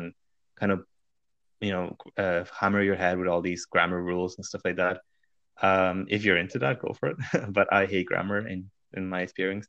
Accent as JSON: {"language": "English", "town": "Madrid", "region": "Community of Madrid", "country": "Spain", "tie": "born or raised there", "first_language": "Spanish", "second_language": "English", "said": "I was born in Madrid, in Spain. So my mother tongue is Spanish"}